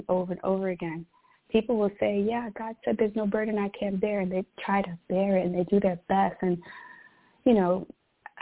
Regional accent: New York City, New York, United States; moved away as an adult; I was born and raised in Brooklyn, New York.

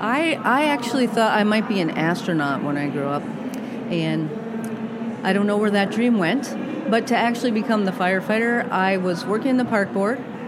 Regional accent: Massachusetts, United States; moved away as an adult; also born or lived in Rhode Island / Minnesota; now in Minneapolis, United States; I grew up in Massachusetts

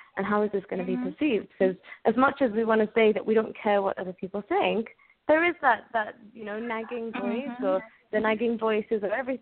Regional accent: Oxford, South East England, United Kingdom; I was born and brought up in England, in Oxford, England

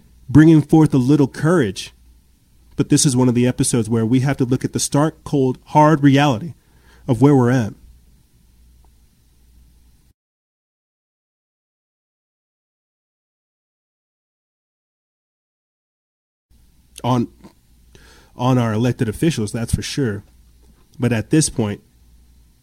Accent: South Carolina, United States; moved away; I'm from South Carolina. I've got family out there.

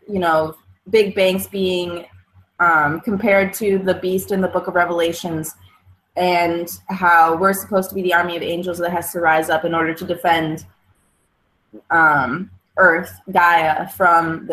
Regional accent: Michigan, United States; I'm so rooted in Michigan. So I'm from Michigan. I'm in Kalamazoo, Michigan

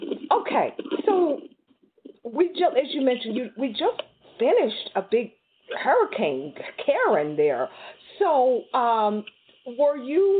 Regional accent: Houston, Texas, United States; I grew up in, you mentioned the Gulf Coast area, I grew up in Houston.

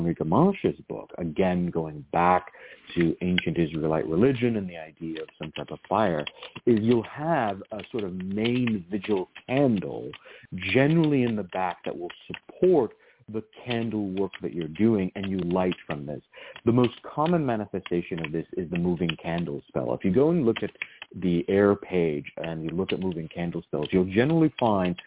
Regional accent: Virginia, United States; Where I grew up in Virginia, almost every single altar had some type of oil lamp

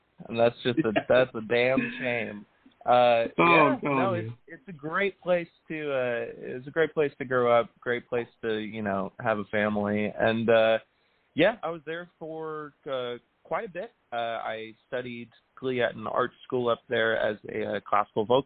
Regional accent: Jacksonville Beach, Florida, United States; now in Los Angeles, United States; I grew up in Jacksonville Beach, Florida

